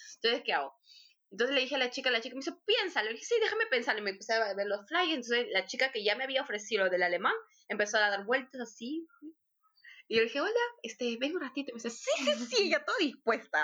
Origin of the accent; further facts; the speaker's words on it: Lima, Peru; moved away as an adult; now in Hamburg, Germany; Yo soy de Perú, de Lima, nací en Lima